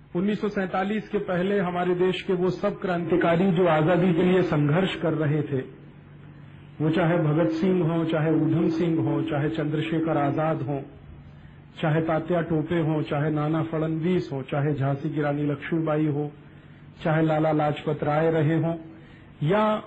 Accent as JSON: {"language": "Hindi", "region": "North India", "country": "India", "first_language": "Hindi", "said": "उत्तर भारत का रहने वाला हूं मेरी मातृभाषा हिंदी है"}